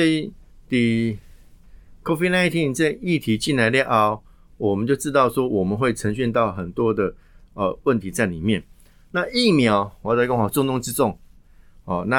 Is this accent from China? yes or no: no; southern Taiwan, Taiwan; 我南部人啊，哦，我从外小朋友们上去南部啊，公阿妈狗啊